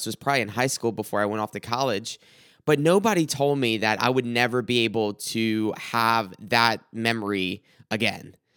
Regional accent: South Carolina, United States; growing up in South Carolina

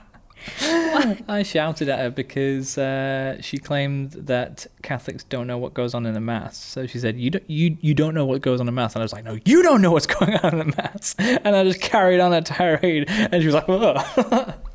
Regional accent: England, United Kingdom; being English, we have a very Christian culture

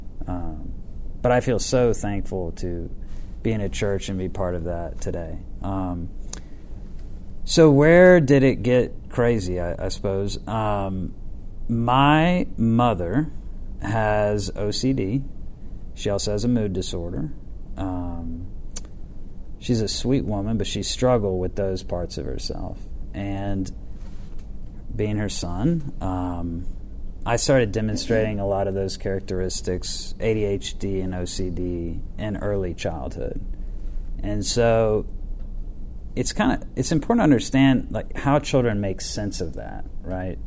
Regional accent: Atlanta, Georgia, United States; I was born Piedmont Hospital. My mom and dad, my mom was a beauty queen, and my dad was a very successful attorney, and they came from rural Georgia into Atlanta

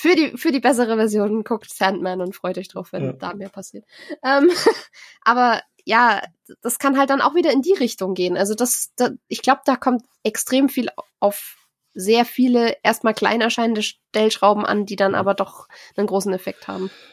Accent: Germany; bei uns in Deutschland

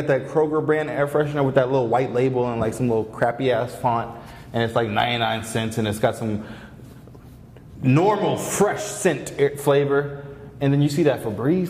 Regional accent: Gwinnett County, Georgia, United States; I'm from Gwinnett. I'm from the North

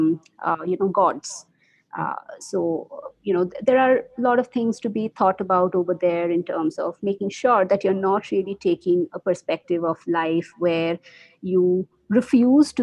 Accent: India; first language Bengali; English is a second language; now in Bangalore, India; that's my mother tongue, Bengali

